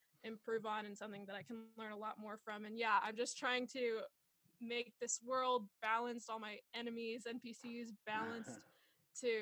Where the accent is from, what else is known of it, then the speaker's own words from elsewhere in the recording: Southwest Missouri, United States; moved away as an adult; also born or lived in Tulsa, Oklahoma; now in Los Angeles, United States; I'm originally from Southwest Missouri, so I'm a Midwestern gal